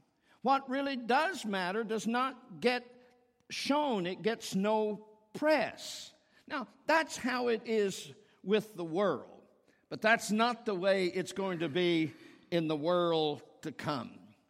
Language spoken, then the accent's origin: English; Cincinnati, Ohio, United States; I'm visiting my family. I'm here. I'm from Cincinnati. I graduated from the University of Cincinnati. I'm a Bearcat.